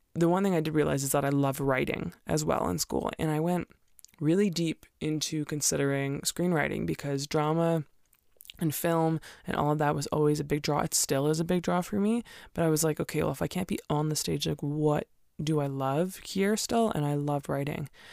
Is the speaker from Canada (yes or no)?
yes; Canada; also born or lived in Alberta; most Canadians don't like winter, so I, I'm the weird one who's still here and still likes it